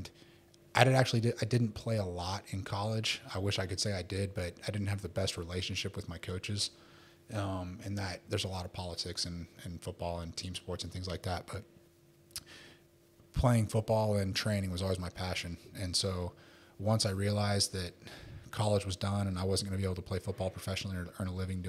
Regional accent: United States; moved away as an adult; also born or lived in Houston, Texas / Philippines; now in Dubai, United Arab Emirates; I'm American

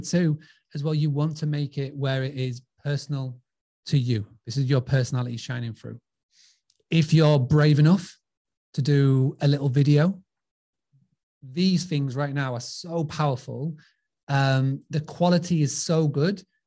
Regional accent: Scarborough, Yorkshire and the Humber, United Kingdom; accent: English; I'm from Scarborough. You can tell by this dodgy accent. I'm from a, a, little seaside town called Scarborough

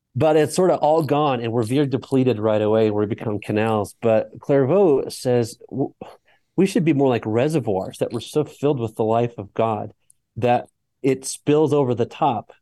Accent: Colorado, United States; I'm from Colorado

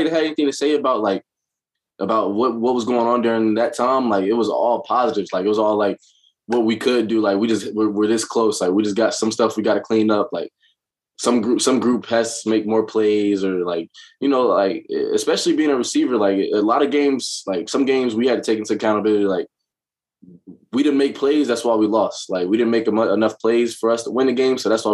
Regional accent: Greensboro, North Carolina, United States; moved away; I'm from Greensboro. It's, 45 minutes from Chapel Hill

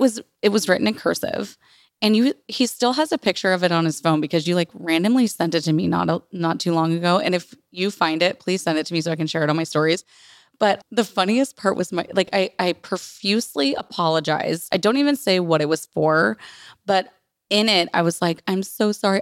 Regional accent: Santa Rosa, California, United States; where we grew up in Bennett Valley of Santa Rosa

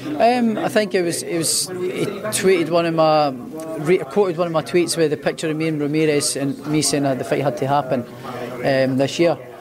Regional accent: Edinburgh, Scotland, United Kingdom; where I grew up was sort of the outskirts of Edinburgh

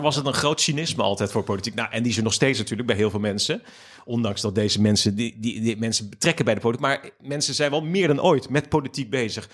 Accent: Capelle aan den IJssel, South Holland, Netherlands; also born or lived in Ommoord, Rotterdam; ik ben opgegroeid in Capelle aan de IJssel

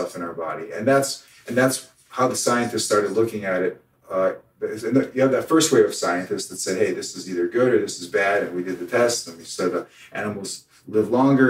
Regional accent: United States; moved away as an adult; also born or lived in Russia; I show up to this country and I'm an American. I came here when I was 7

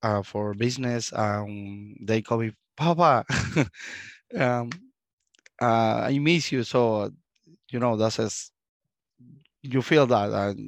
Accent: Cuba; English is a second language; moved away as an adult; now in United States; I was born in Cuba. I stayed in Cuba until we have 25 years

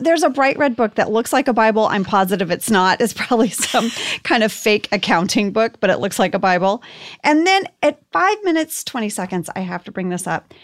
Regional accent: Archer City, Texas, United States; my hometown of Archer City, Texas

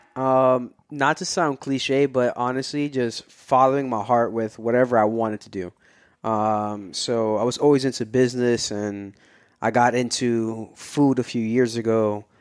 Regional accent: New York City, New York, United States; moved away as an adult; also born or lived in Brooklyn / Upper Manhattan; now in New Jersey, United States; born and raised in Queens, but I, I lived all over. I've lived different parts of Brooklyn. I lived in Upper Manhattan for a little bit, and now I'm in Jersey

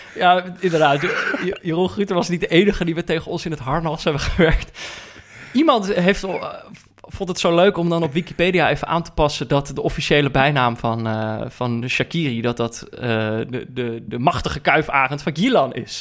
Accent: North Brabant, Netherlands; moved away; also born or lived in Amsterdam; ik ben opgegroeid in Brabant

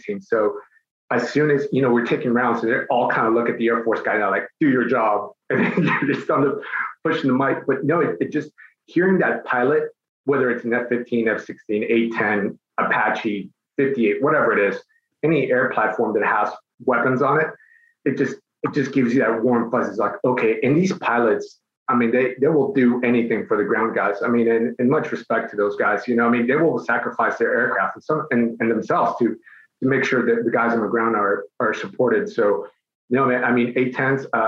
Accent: Mexico City, Mexico; now in United States; I was born in Mexico City. Both my parents are Mexican

